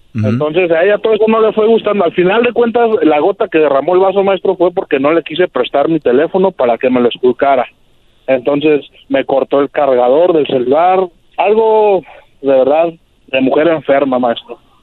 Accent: Mexico City, Mexico; also born or lived in California; now in Tijuana, Mexico; yo crecí en la Ciudad de México, me vine a California

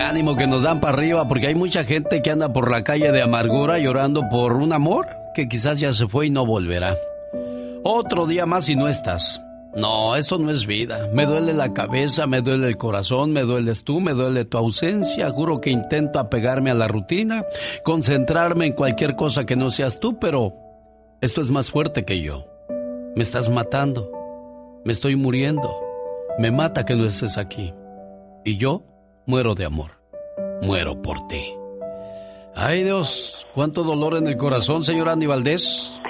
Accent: Zacatecas, Mexico; moved away; un día salí de Zacatecas, pero Zacatecas nunca salió de mí

